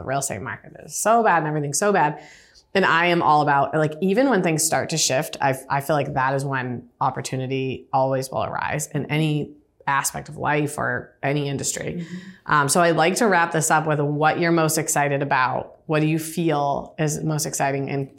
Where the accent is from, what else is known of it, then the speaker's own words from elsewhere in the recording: Cohasset, Massachusetts, United States; I'm from Cohasset.